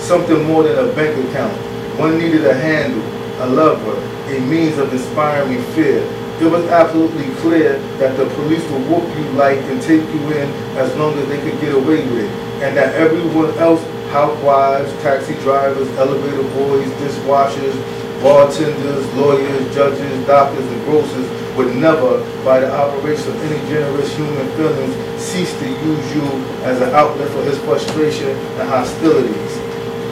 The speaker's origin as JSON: {"language": "English", "town": "New York City", "region": "New York", "country": "United States", "tie": "born or raised there", "said": "I'm from Brooklyn"}